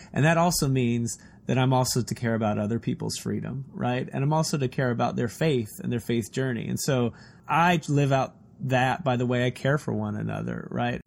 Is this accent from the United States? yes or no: yes; Texas, United States; I'm a Texan, too